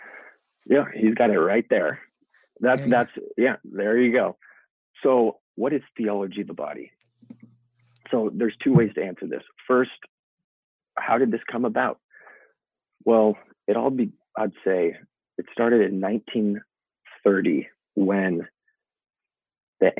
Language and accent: English; Olympia, Washington, United States; I'm from Olympia, Washington.